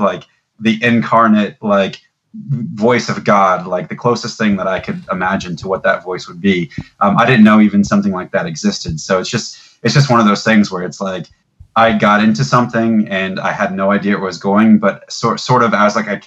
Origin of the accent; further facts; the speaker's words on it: Tampa, Florida, United States; I grew up in Tampa, Florida